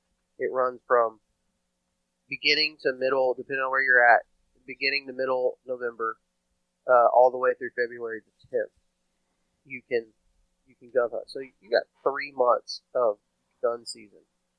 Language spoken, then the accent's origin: English; Texas, United States; moved away as an adult; also born or lived in Alabama; I grew up in Texas. Cut my teeth hunting in Texas. So I grew up hunting easy here. And moved to the South after high school. Moved to Alabama after high school.